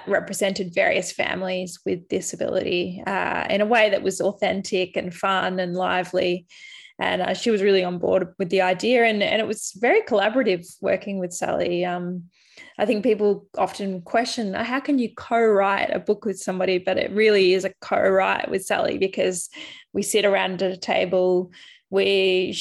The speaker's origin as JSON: {"language": "English", "town": "Albury", "region": "New South Wales", "country": "Australia", "tie": "born or raised there", "moved": "as an adult", "lives_now": "regional Victoria, Australia", "said": "my hometown of Albury Wodonga"}